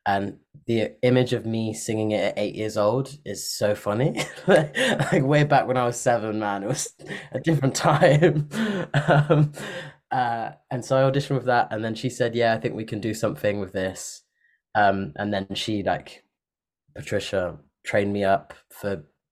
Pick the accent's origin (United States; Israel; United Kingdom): United Kingdom; Parkstone, South West England; also born or lived in Bristol; I grew up like different places on the South Coast, but I did most of my growing up in a little town called Parkstone, which is by like Poole and Bournemouth